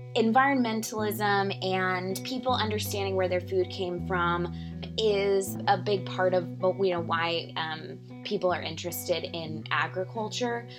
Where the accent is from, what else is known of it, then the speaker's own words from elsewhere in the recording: San Antonio, Texas, United States; moved away as an adult; also born or lived in Georgetown, Texas / Dallas, Texas / New York City; now in Beeville, United States; I grew up in San Antonio, went to school there, had, you know, my parents lived there